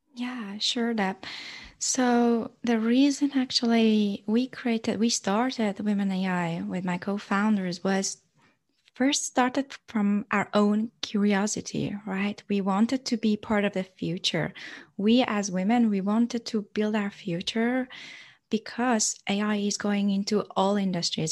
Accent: Iran; growing up in Iran

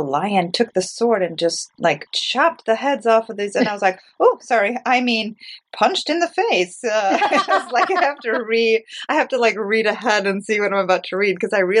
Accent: United States; moved away; I grew up in the States, and I have a lot of really close friends in the Midwest and all over the States

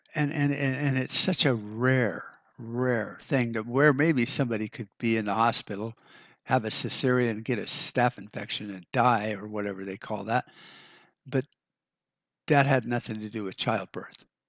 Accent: United States; the decisions we get to make as Americans

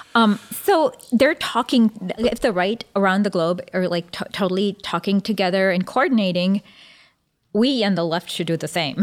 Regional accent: Michigan, United States; I'm from Michigan

